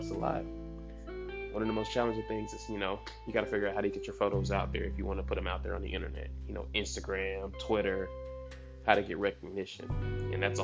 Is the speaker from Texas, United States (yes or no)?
yes; right outside of Dallas, Texas, United States; also born or lived in Georgia; Me being born in Georgia, but you know, I was raised in Texas, right outside of Dallas